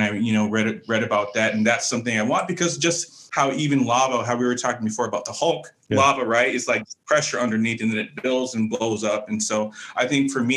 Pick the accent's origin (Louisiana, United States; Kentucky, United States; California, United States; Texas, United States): California, United States; San Jose; also born or lived in Oakland, California; growing up primarily my younger years in San Jose